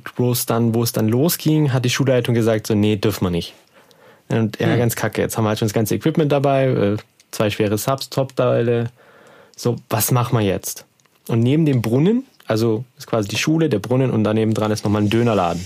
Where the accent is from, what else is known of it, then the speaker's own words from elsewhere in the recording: Heidenheim an der Brenz, Baden-Württemberg, Germany; da wo ich herkomme, aus Heidenheim an der Brenz